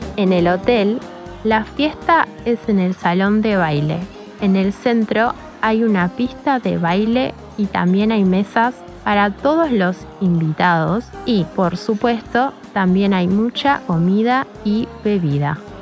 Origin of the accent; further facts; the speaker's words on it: Montevideo, Uruguay; soy de Montevideo, la capital de Uruguay